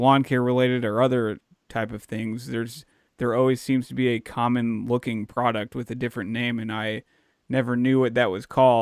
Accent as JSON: {"language": "English", "town": "Dallas", "region": "Texas", "country": "United States", "tie": "born or raised there", "said": "I grew up in Dallas"}